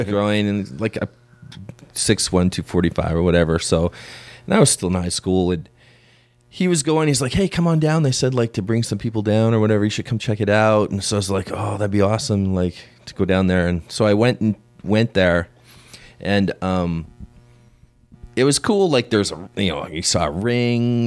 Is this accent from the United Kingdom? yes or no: no; Canada; growing up in Canada back in the day